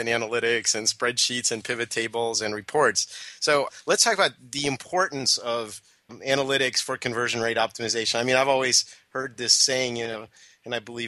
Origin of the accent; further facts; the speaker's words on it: Moscow, Russia; now in United States; where I was born in Moscow, Russia